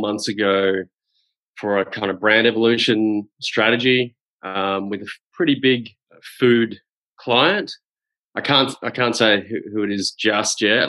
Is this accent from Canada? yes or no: no; Adelaide, South Australia, Australia; moved away; I'm from Adelaide originally